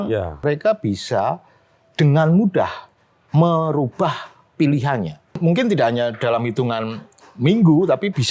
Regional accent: Madiun, East Java, Indonesia; moved away as an adult; also born or lived in Tokyo; now in Yogyakarta, Indonesia; Saya dari Madiun, Mas, Jawa Timur.

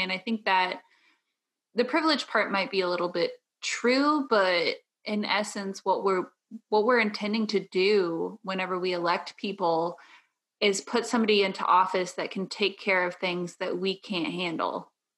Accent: Southern Illinois, United States; I am from the Midwest, uh, Southern Illinois, not Chicago

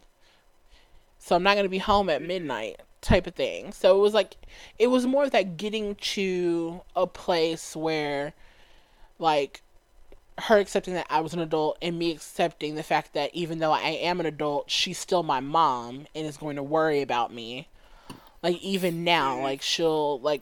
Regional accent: Dallas, Texas, United States; I grew up in Dallas

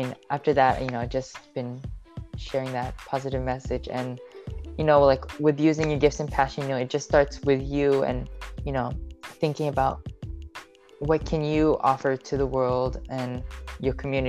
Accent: Seattle, Washington, United States; I've grown up in Seattle, Washington, but my family, I'm Filipino and my family comes from the Philippines, but I was born in Seattle, Washington

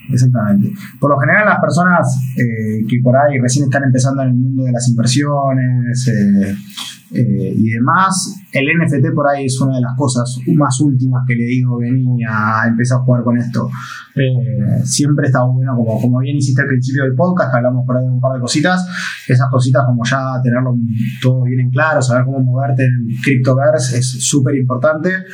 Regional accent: Argentina; siendo argentino

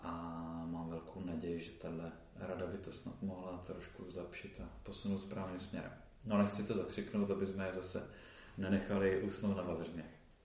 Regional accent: Olomouc, Olomouc Region, Czechia; primárně jsem Olomoučák

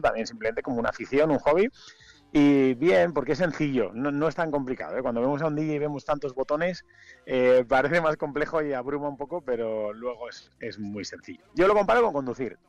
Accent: Madrid, Community of Madrid, Spain; also born or lived in Vitoria / Valladolid; now in Mallorca, Spain; crecí en Madrid

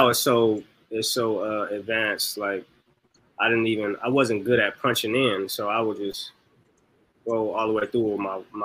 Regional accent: Los Angeles, California, United States; I'm just somebody from South Central

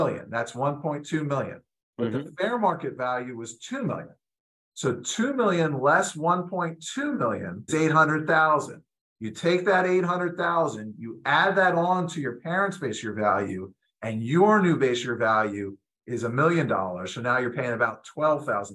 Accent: New Jersey, United States; moved away; I grew up in New Jersey

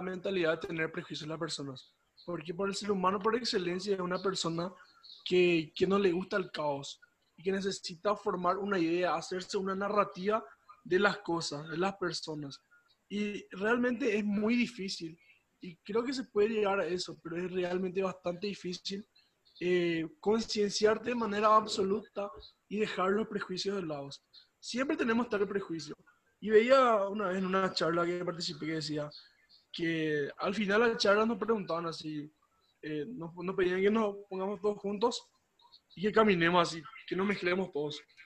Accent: Paraguay; somos de Paraguay, del departamento de Azul

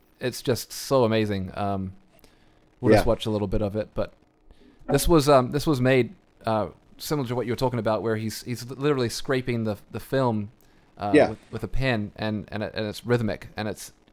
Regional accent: New Zealand; moved away; also born or lived in Christchurch, New Zealand / Canada; growing up in New Zealand

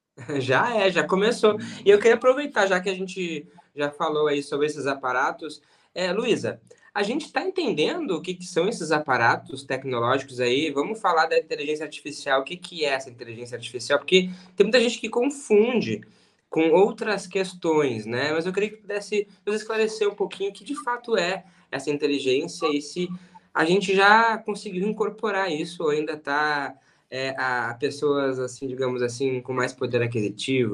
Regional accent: Rio Grande do Sul, Brazil; Eu também sou gaúcho.

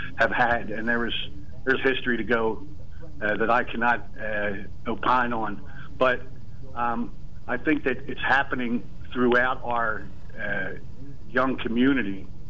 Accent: right outside of Philadelphia, Pennsylvania, United States; also born or lived in Delaware County, Pennsylvania; I was born and raised right outside of Philadelphia here

